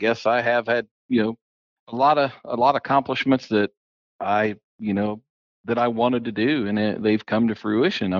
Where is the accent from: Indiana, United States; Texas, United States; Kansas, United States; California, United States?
Indiana, United States; West Lafayette; I was born in West Lafayette, Indiana